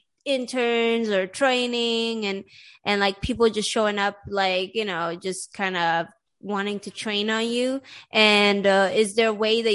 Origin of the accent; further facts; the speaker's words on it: Sweden; moved away; I grew up in Sweden